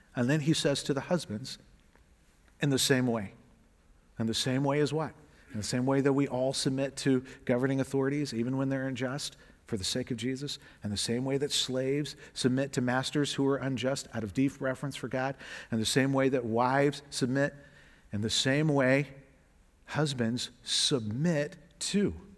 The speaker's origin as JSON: {"language": "English", "region": "the South", "country": "United States", "said": "I'm from the South, so we would translate all y'all"}